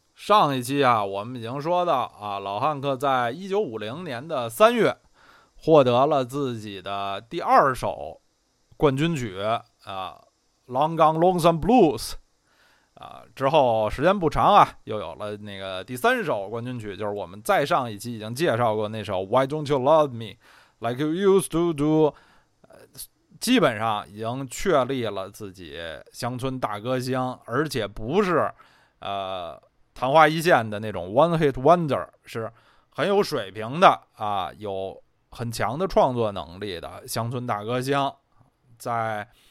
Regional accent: Beijing, China; 我虽然是土生土长北京人，在北京也住了，住了得有三十八九年，但是从来没有在二环路的里边住过啊

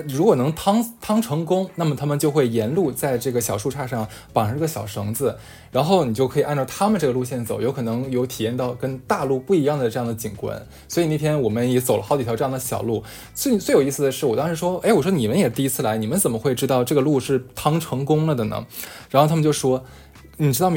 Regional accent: Northeast China, China; moved away as an adult; 一听我也是东北人嘛

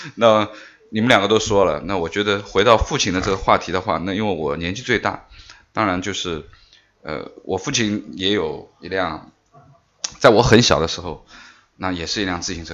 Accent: Beijing, China; 我是大院儿的孩子，我小时候是在北京的

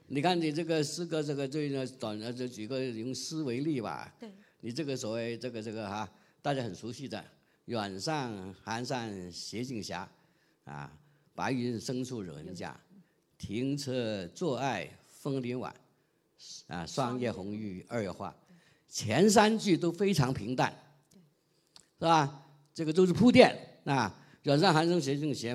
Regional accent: Guangdong, China; 我们广东人整天见这个都是知道了

